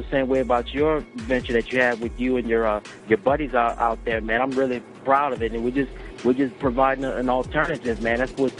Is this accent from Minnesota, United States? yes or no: no; New Orleans, Louisiana, United States; Yes, I'm born and raised in New Orleans. Grew up there in the downtown section of the city. Grew up in the city's 8th Ward